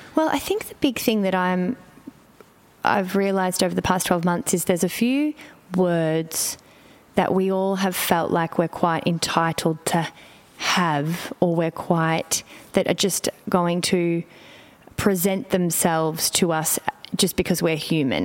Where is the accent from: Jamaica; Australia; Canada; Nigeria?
Australia; Melbourne, Victoria; moved away; I'm in Melbourne, which for me brings up many things because it's my hometown and I've lived away